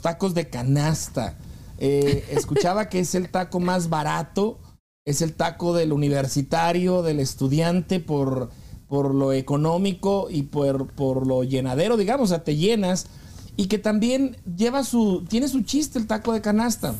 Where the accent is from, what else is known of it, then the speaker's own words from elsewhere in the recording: northern Mexico, Mexico; nosotros los del norte, los, que no somos del Distrito Federal